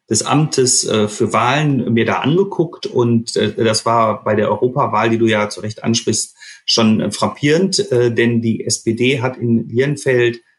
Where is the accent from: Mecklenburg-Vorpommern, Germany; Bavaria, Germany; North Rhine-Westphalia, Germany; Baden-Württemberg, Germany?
North Rhine-Westphalia, Germany; Düsseldorf; ich bin ja in Düsseldorf geboren, bin am Staufenplatz groß geworden